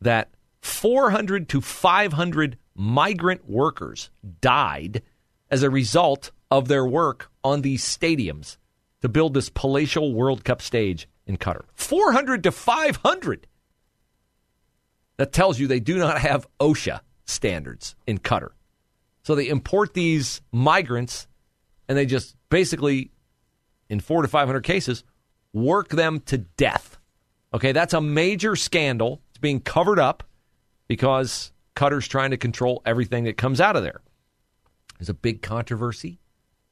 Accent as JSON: {"language": "English", "country": "United States"}